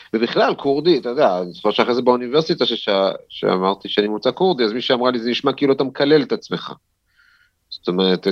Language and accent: Hebrew; Jerusalem, Jerusalem District, Israel; נולדתי בעצם בירושלים, בבית וגן, בעוזיאל, אבל מגיל שלוש בערך עברנו לגילו, עד גיל 19